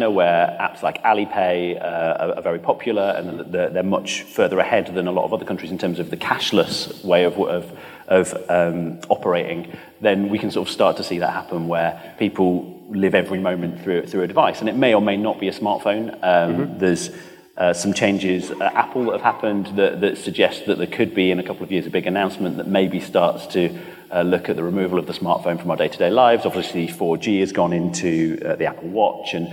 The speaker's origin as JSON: {"language": "English", "region": "London", "country": "United Kingdom", "said": "as a Londoner"}